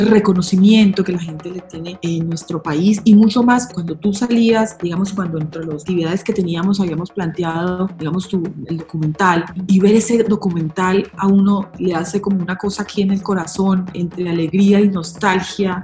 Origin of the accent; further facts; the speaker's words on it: Buenaventura, Valle del Cauca, Colombia; Allí me formé, allí me crié